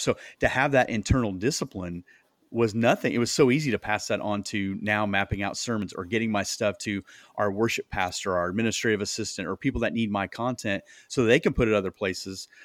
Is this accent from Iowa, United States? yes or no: yes; Iowa, United States; moved away as an adult; now in Indianapolis, United States; we moved from Iowa. That's where we're at, originally from